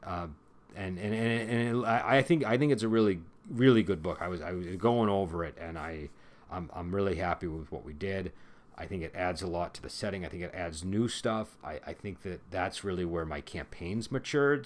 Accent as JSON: {"language": "English", "country": "United States", "said": "I'm American"}